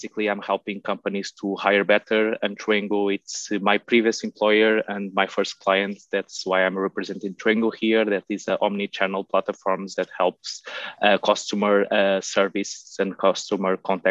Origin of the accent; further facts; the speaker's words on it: Portugal; I'm from Portugal